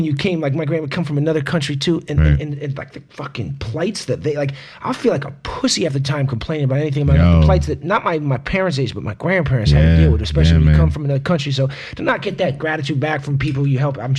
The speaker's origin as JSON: {"language": "English", "country": "St. Kitts & Nevis", "tie": "born or raised there", "also_born_or_lived": "Jamaica", "said": "The islands where I grew up in Nevis and Jamaica, and Nevis eat plantains the same way."}